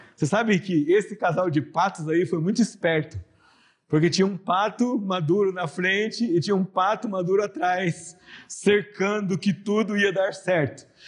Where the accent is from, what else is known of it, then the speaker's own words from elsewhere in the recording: São José dos Campos, São Paulo, Brazil; Eu cresci numa igreja aqui em São José dos Campos